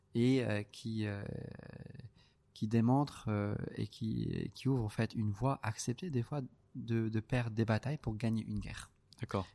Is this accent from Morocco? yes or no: yes; Casablanca, Casablanca-Settat, Morocco; je suis né, à Casa, je suis euh, l'aîné